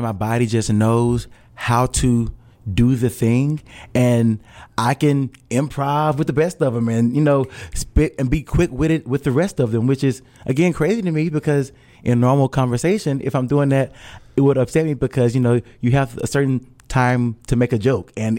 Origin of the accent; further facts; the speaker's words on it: Hattiesburg, Mississippi, United States; moved away as an adult; now in Louisville, United States; me being born and raised in Hattiesburg and being in Louisville, Kentucky